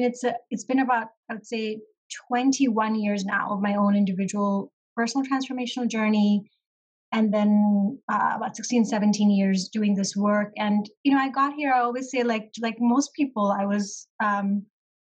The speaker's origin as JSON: {"language": "English", "country": "Pakistan", "moved": "yes", "said": "originally I am from Pakistan, and that is where my family lives"}